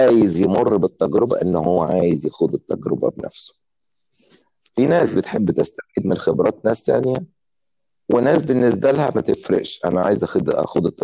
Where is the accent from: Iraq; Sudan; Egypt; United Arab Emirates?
Egypt; Cairo, Cairo Governorate; انا اتولدت في القاهرة في رود الفرج